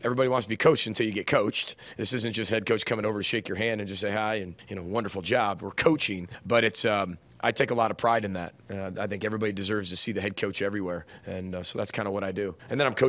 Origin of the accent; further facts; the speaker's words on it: Chicago, Illinois, United States; now in Minnesota, United States; I grew up in Big Ten country in Chicago